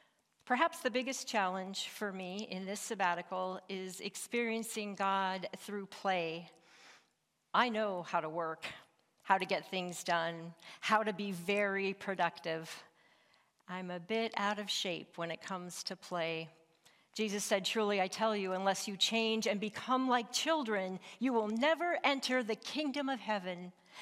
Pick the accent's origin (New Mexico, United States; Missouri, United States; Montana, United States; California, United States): Montana, United States; Growing up in Northwest Montana marked me as a mountain woman.